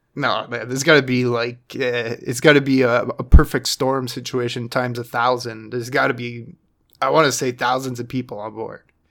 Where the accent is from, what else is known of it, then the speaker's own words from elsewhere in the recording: Canada; being our Canadian, um, brothers and sisters